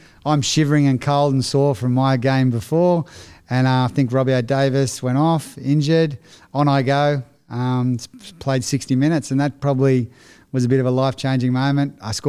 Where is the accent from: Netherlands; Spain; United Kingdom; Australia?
Australia; Currie, New South Wales; born there; Yeah, so I was born in Currie, which is about 40 minutes from Newcastle.